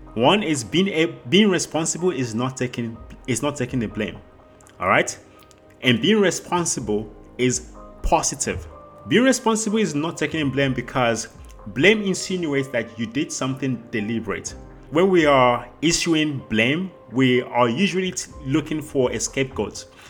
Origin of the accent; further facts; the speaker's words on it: South Africa; I grew up in South Africa, which is where I currently live.